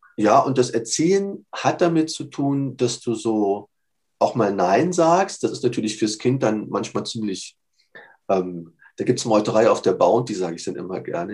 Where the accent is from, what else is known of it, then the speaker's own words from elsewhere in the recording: Bavaria, Germany; also born or lived in Munich; Wir konnten bei uns in Bayern sowohl 12 wie 13 beide machen